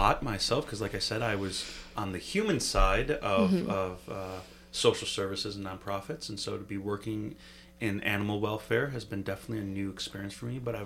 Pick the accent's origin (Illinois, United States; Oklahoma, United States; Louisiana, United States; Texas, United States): Illinois, United States; Chicago; moved away as an adult; also born or lived in Grand Rapids, Michigan; now in Upper Peninsula, Michigan, United States; My wife and I grew up in Chicago and then in Grand Rapids, so we lived in bigger cities